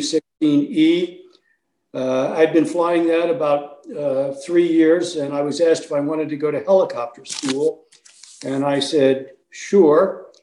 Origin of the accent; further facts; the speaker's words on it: Richmond, Indiana, United States; moved away as an adult; I grew up in Richmond, Indiana